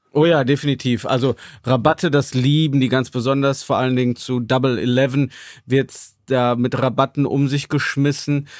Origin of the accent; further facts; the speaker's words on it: Germany; als Deutscher, der auf Chinesisch für Chinesen Inhalte macht